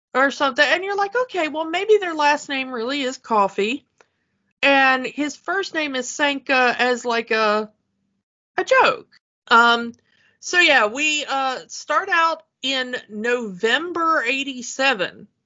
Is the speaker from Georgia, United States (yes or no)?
yes; south Georgia, United States; moved away; also born or lived in Chicago; I'm not just from Georgia. I'm from like the south of Georgia.